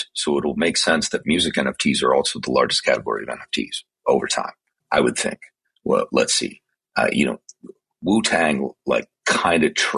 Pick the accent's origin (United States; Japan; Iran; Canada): Canada; where I grew up in Canada